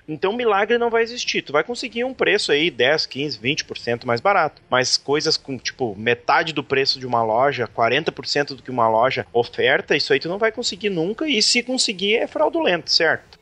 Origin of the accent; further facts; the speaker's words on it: Brazil; aqui da nossa cidade, aqui da minha terra